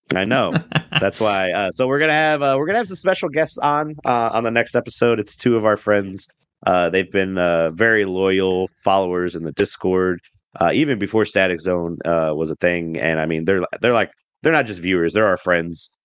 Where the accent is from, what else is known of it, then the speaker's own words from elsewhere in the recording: the geographical South, United States; I am from the geographical South